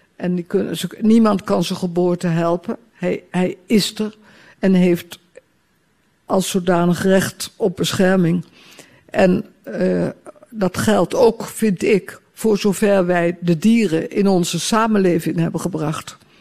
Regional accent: Utrecht, Netherlands; also born or lived in Amsterdam; now in Ostend, Belgium; in Utrecht, ook, waar ik opgegroeid ben

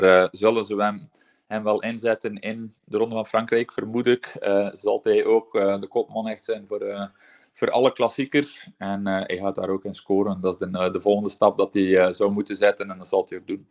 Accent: Belgium; als Belg

